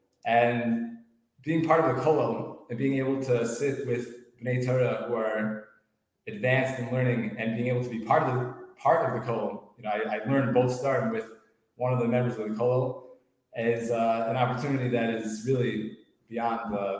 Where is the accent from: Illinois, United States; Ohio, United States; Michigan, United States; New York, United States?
New York, United States; Scarsdale; now in Florida, United States; So I grew up in Westchester, in Scarsdale.